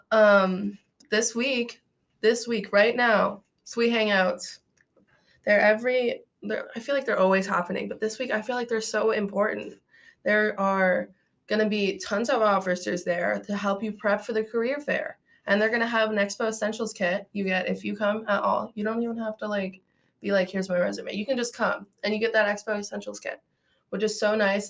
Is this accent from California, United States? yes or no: no; Akron, Ohio, United States; I'm from Akron, Ohio